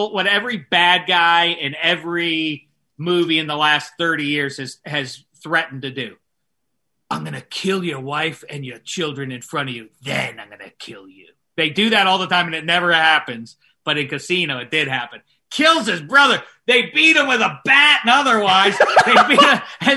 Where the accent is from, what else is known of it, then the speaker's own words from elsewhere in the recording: Pittsburgh, Pennsylvania, United States; my hometown of Pittsburgh, PA